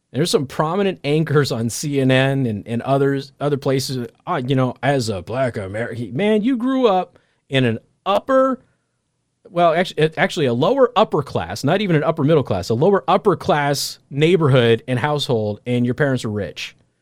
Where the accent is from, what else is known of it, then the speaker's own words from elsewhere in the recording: Las Vegas, Nevada, United States; moved away as an adult; now in Midwest, United States; I'm from Vegas.